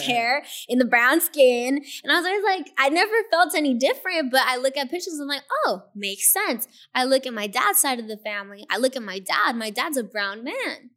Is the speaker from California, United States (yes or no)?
yes; Inglewood, California, United States; also born or lived in Hawthorne; growing up in Inglewood and knowing the struggle